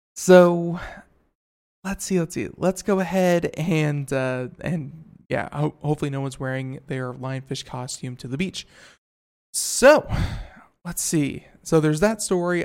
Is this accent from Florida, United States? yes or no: yes; Florida, United States; moved away; I'm from Florida, you know, uh, for 20 some odd years, lived in Florida